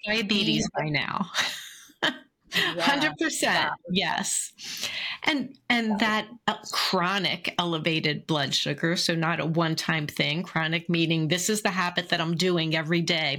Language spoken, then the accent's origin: English; Philadelphia, Pennsylvania, United States; I grew up in Philly